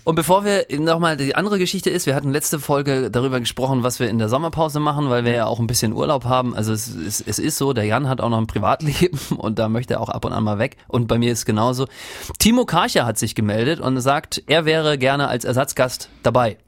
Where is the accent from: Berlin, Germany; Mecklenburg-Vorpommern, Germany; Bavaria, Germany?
Mecklenburg-Vorpommern, Germany; Rostock; born or raised there